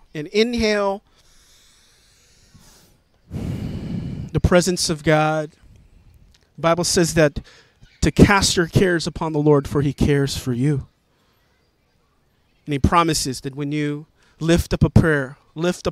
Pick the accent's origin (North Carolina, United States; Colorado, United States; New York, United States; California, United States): New York, United States; New York City; I'm a New Yorker. I grew up here